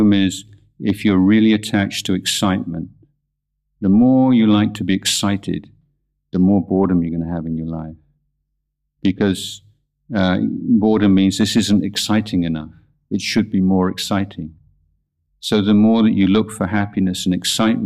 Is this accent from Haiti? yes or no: no; England, United Kingdom; now in Thailand; growing up in England